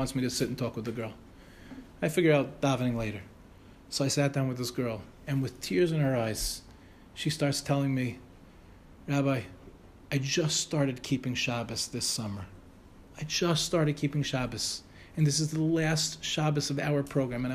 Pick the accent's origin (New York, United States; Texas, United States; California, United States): New York, United States; New York City; moved away as an adult; now in Ramat Beit Shemesh, Israel; When I was a kid, I grew up in the Young Israel Farakwe.